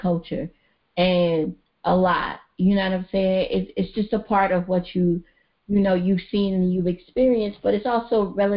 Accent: New York City, New York, United States; when I was growing up in Brooklyn

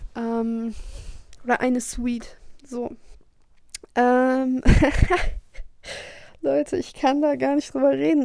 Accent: North Rhine-Westphalia, Germany; born or raised there

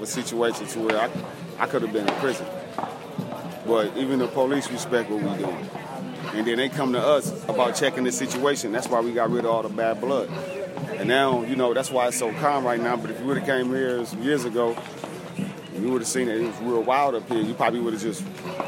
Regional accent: Los Angeles, California, United States; Born and raised in Watts, South Central

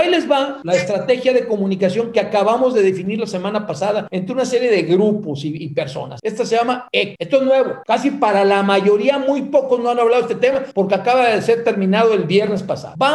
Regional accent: Mexico; Somos los mexicanos o nadie más.

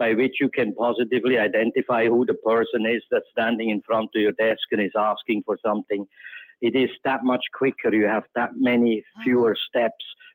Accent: Switzerland; now in Cayman Islands; growing up in Switzerland

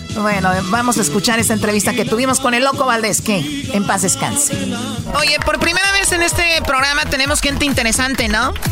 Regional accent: Tepatitlán, Jalisco, Mexico; yo soy de Jalisco

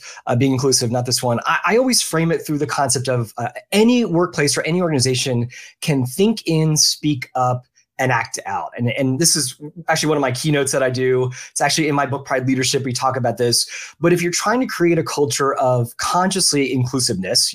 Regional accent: Philadelphia, Pennsylvania, United States; now in Orlando, United States; I grew up in the Philadelphia area.

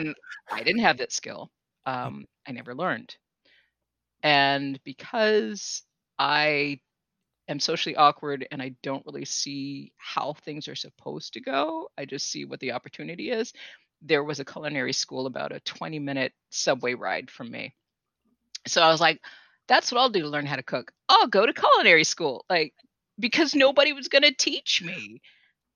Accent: California, United States; now in New England, United States; I grew up in California

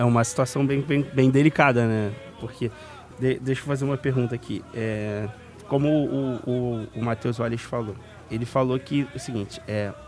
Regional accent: Rio de Janeiro, Brazil; eu sou de Vicente Carvalho

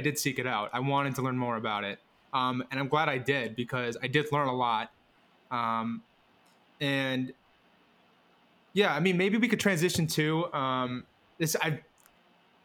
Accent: Madison, Wisconsin, United States; growing up in Madison, Wisconsin

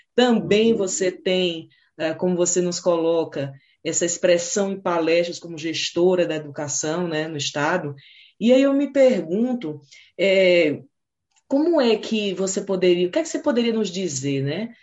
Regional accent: Pernambuco, Brazil; also born or lived in Ceará; sou natural do Ceará, sabe? Mas me criei em Pernambuco

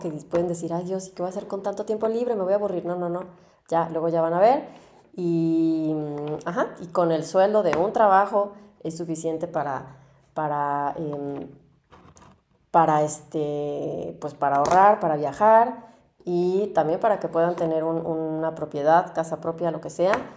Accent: Mexico; moved away as an adult; now in Germany

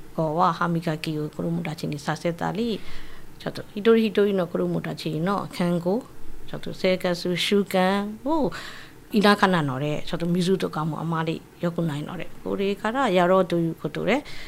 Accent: Yangon, Yangon Region, Myanmar; Japanese is a second language; moved away as an adult; also born or lived in Miyagi, Japan; now in Okinawa, Japan; ヤンゴンの出身です。

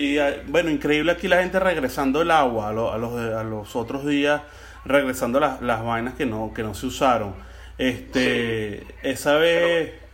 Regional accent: Venezuela; now in Florida, United States; hoy me sentí más que nunca en mi país, hoy me sentí verdaderamente en Venezuela

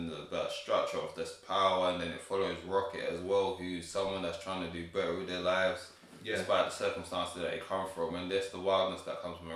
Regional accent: Ghana; I'm from Ghana

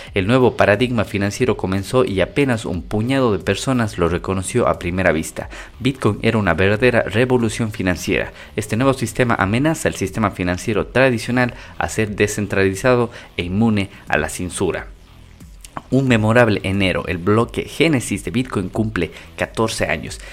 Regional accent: Ecuador; yo soy de Ecuador

